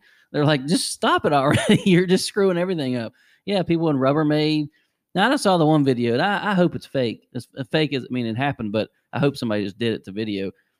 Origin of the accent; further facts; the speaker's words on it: West Virginia, United States; We're from Polka, for God's sakes. There's not anything more West Virginia than that.